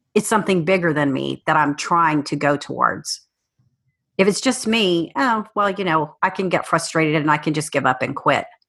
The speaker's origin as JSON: {"language": "English", "region": "South Texas", "country": "United States", "tie": "born or raised there", "also_born_or_lived": "Cheyenne, Wyoming", "moved": "as an adult", "said": "I spent most of my childhood in South Texas"}